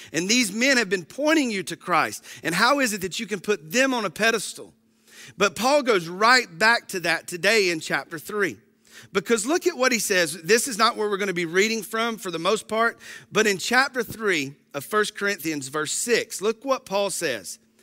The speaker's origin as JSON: {"language": "English", "region": "Georgia", "country": "United States", "tie": "born or raised there", "said": "I grew up in the North Hall community"}